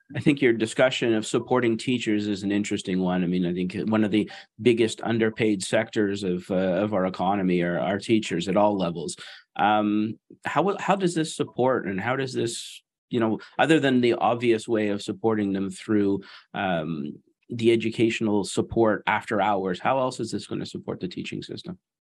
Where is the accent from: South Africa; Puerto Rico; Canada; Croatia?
Canada; being Canadian